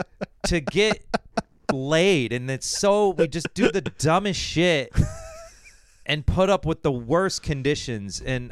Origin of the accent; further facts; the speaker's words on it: Kansas City, United States; now in Denver, United States; I'm originally from Kansas City. I've been in Denver for like five years, but I always love coming back. It's still home to me.